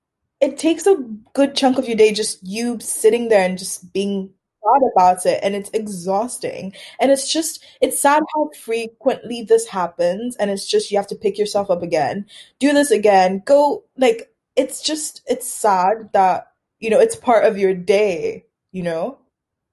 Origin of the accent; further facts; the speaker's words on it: Tanzania; So I was like, oh yeah, I'm from Tanzania, whatever. Everyone associates Tanzania, East Africa in general, with the Lion King.